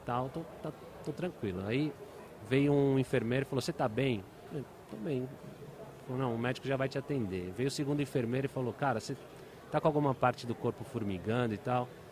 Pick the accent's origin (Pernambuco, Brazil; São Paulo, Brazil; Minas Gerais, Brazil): São Paulo, Brazil; also born or lived in Brasília (Gama) / Cuiabá; depois fui para Cuiabá, e de Cuiabá vim para São Paulo. 4 quatro anos, dos 4 aos 7 em Cuiabá, com 7 eu cheguei aqui.